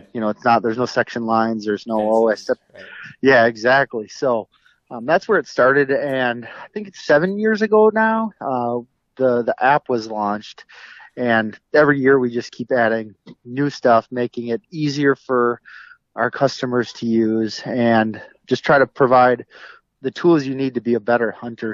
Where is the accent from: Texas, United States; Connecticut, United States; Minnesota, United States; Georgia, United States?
Minnesota, United States; an hour west of the Twin Cities; moved away as an adult; also born or lived in North Dakota / Mississippi; born and raised in in just about an hour west of the Twin Cities